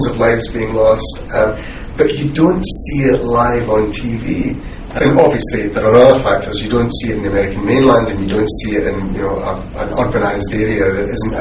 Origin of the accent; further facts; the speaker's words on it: Scotland, United Kingdom; as a Scot